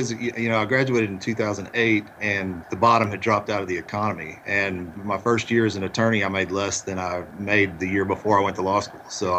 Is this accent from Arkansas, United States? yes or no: yes; Magnolia, Arkansas, United States; accent: Southern; also born or lived in Camden, Arkansas; I was born in a town called Camden, Arkansas, in South Arkansas, and grew up in a little town called Magnolia. I don't, got a little bit of a Southern accent, but it's because I grew up in a little town called Magnolia, Arkansas